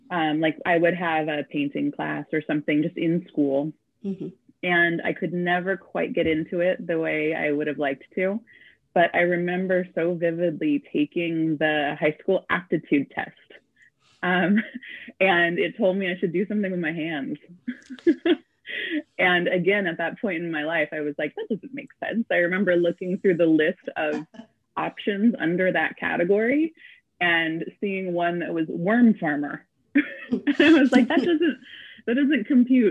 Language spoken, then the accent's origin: English; Claremont, California, United States; moved away as an adult; also born or lived in Covina, California; now in Santa Cruz, United States; I grew up in Southern California, LA County, but like the outskirts, not actual LA. So mainly in Claremont and Covina.